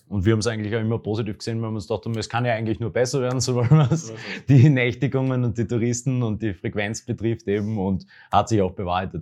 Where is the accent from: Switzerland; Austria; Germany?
Austria; Graz, Styria; das Murufer. eigentlich, weil da war ich gerade als Jugendlicher oft mit Freunden einfach gemütlich zusammensitzen